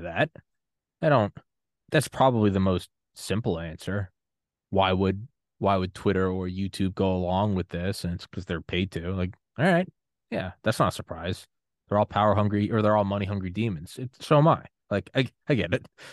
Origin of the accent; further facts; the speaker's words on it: New Hampshire, United States; from New Hampshire